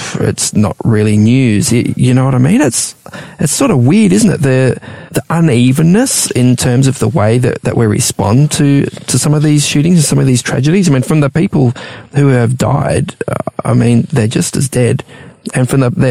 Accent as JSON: {"language": "English", "region": "Victoria", "country": "Australia", "tie": "born or raised there", "said": "I was growing up in Victoria"}